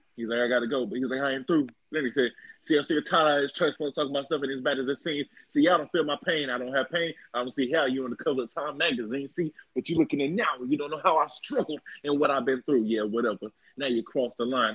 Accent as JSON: {"language": "English", "town": "Dallas", "region": "Texas", "country": "United States", "said": "I'm from Dallas."}